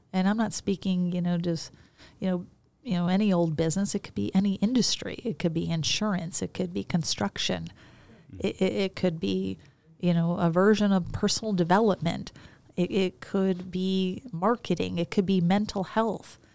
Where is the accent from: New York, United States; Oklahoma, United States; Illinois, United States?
Illinois, United States; Chicago; I grew up in Chicago.